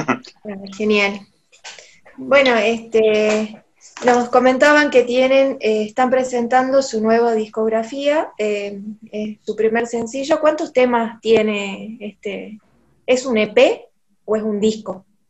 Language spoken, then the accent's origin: Spanish; Salta, Argentina; nosotros somos No de la provincia de Salta, de Argentina